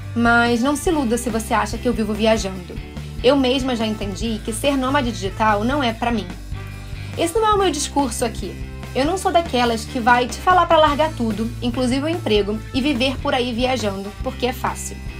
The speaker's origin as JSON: {"language": "Portuguese", "region": "Rio de Janeiro", "country": "Brazil", "tie": "born or raised there", "said": "Eu saí da minha cidade natal, Rio de Janeiro"}